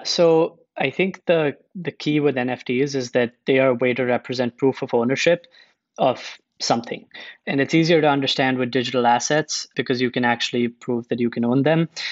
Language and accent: English; India; moved away; also born or lived in United States; I'm originally from India. I spent a bunch of time in the US.